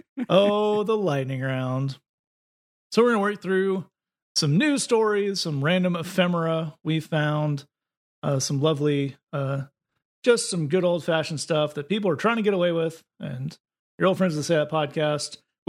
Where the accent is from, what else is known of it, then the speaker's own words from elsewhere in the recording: Lees, North West England, United Kingdom; the sign that was shown to us is for a church in Lees, in my hometown, in Lees as well.